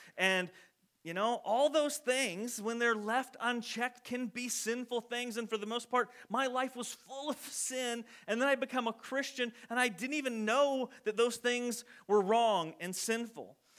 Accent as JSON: {"language": "English", "country": "United States"}